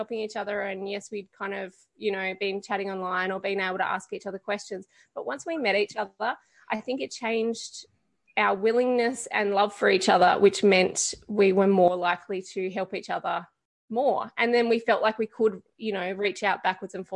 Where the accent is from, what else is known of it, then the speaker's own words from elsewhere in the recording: Canberra, Australian Capital Territory, Australia; we're from Canberra